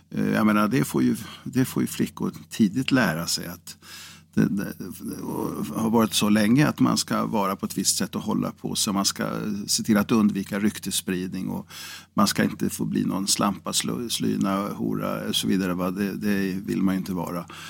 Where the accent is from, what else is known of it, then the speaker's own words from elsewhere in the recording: Karlskoga, Örebro County, Sweden; also born or lived in Degerfors; i Karlskoga, eller Degerfors eh, var ju min födelseort